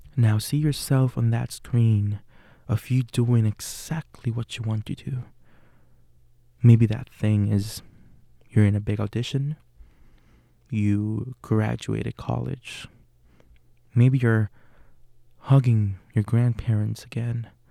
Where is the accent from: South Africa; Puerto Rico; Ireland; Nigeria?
Puerto Rico; English is a second language; moved away as an adult; now in Pittsburgh, United States; I'm from Puerto Rico. Uh, it's a little Caribbean island. I was born and raised there.